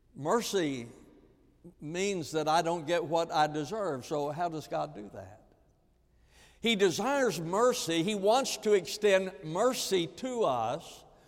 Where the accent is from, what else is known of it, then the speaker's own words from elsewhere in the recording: the American South, United States; especially as a Southerner